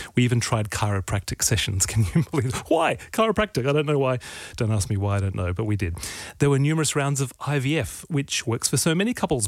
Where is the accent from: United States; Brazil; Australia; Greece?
Australia; I'm Australian male